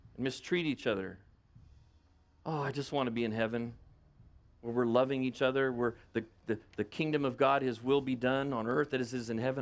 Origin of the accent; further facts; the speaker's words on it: United States; I'm an American.